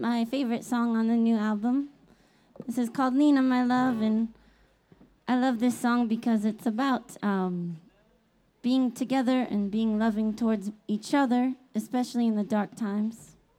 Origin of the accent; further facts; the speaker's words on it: Eugene, Oregon, United States; I'm from Eugene, Oregon